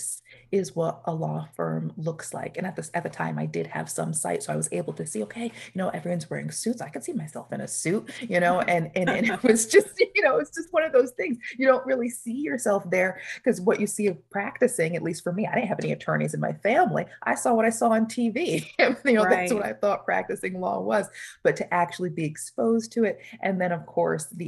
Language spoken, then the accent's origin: English; Newburgh, New York, United States; the town that I grew up is in Newburgh, New York